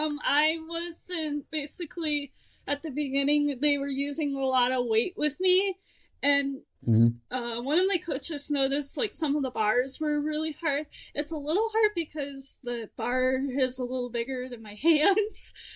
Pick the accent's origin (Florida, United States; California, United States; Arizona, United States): California, United States; also born or lived in Nebraska / Washington; So, I'm originally from Southern California. My father was actually in the Navy, so I moved around a lot, and we were stationed in Nebraska, and then he got stationed in Washington State